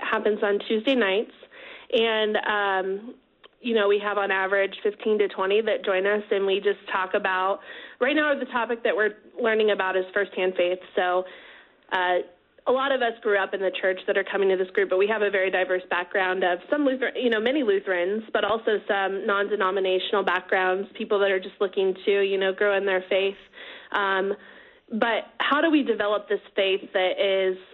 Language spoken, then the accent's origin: English; Wichita, Kansas, United States; I grew up here in Wichita, actually.